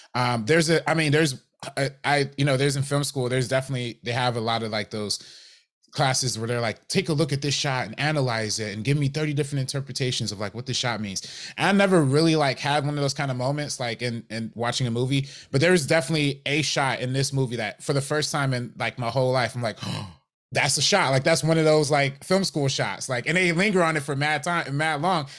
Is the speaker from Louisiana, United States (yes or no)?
no; Compton, California, United States; I'm from Compton